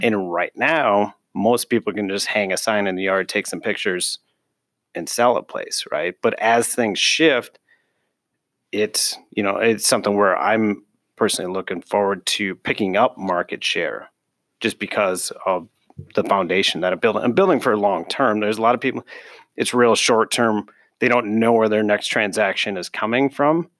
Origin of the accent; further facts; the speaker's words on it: Minneapolis, Minnesota, United States; I'm originally from Northeast Minneapolis